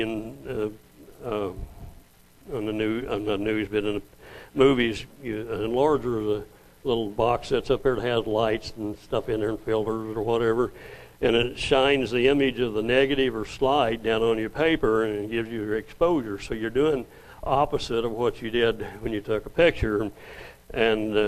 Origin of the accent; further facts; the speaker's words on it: Oilton, Oklahoma, United States; also born or lived in New Mexico; I moved from New Mexico back to Oklahoma, where I went the first 7 years with my kids there in Oilton